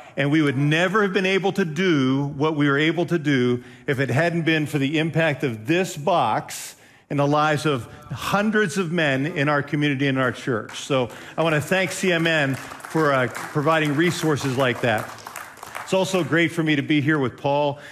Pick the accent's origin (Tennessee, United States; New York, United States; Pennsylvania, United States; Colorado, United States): Pennsylvania, United States; Western; now in Ohio, United States; I grew up in Western Pennsylvania.